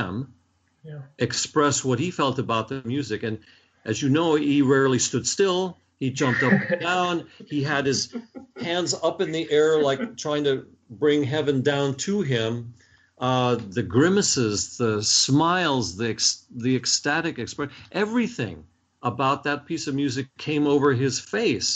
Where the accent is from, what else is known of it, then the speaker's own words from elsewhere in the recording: Washington, District of Columbia, United States; I grew up in Washington, D.C.